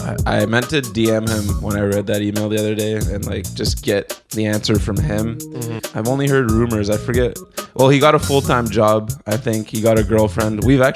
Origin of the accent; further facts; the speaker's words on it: Whitby, Ontario, Canada; So I'm around the same age as you guys, maybe a year or two older, and I'm a skater from Whitby, Ontario.